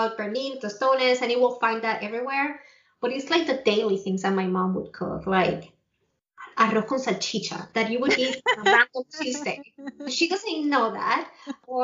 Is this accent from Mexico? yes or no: no; Puerto Rico; moved away as an adult; now in Illinois, United States; growing up in Puerto Rico, I grew up in a very small town